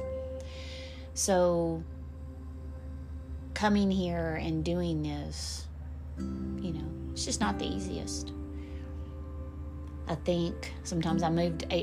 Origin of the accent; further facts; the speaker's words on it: Sheridan, Texas, United States; moved away; also born or lived in Chicago; my hometown of Sheridan, Texas